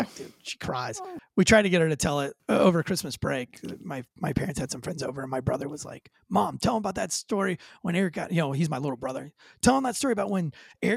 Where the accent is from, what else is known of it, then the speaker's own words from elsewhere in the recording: Florida, United States; moved away; I grew up near the Florida School for the Deaf and Blind